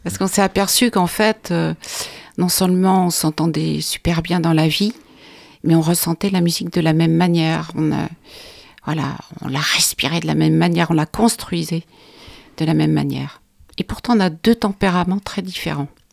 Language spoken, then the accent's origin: French; Charleroi, Wallonia, Belgium; je suis née à Charleroi, en Belgique